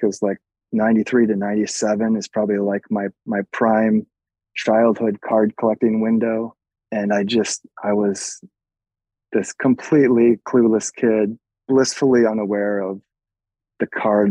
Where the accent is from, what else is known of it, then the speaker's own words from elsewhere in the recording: just outside of Madison, Wisconsin, United States; moved away as an adult; now in New York, United States; I grew up just outside of Madison